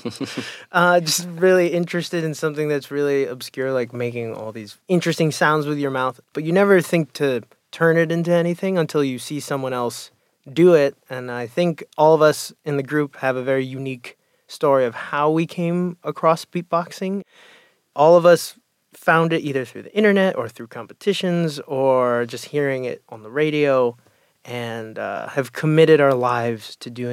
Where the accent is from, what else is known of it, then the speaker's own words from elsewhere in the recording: New York City, New York, United States; I'm a first-generation American. I'm Filipino-American. I grew up in New York City